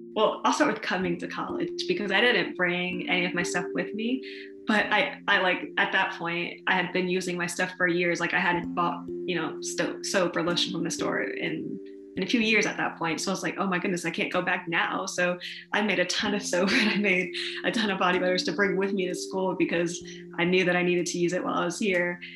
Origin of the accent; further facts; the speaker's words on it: Columbus, Ohio, United States; I'm from Columbus, Ohio, so very Midwestern. Um, it's a very diverse city in a lot of different ways, which I don't think a lot of people think about, but it is. So it was really, really cool growing up here